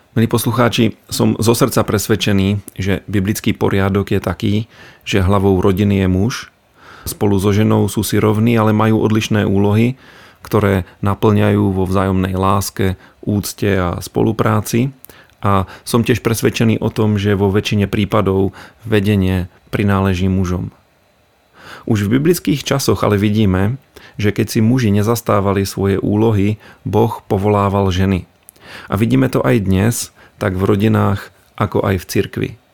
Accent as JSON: {"language": "Slovak", "region": "Bohemia", "country": "Czechia", "moved": "yes", "lives_now": "Slovakia", "said": "v Čechách, odkiaľ pochádzam"}